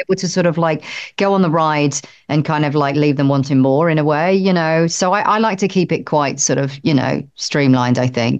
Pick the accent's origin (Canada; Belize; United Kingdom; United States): United Kingdom; I'm British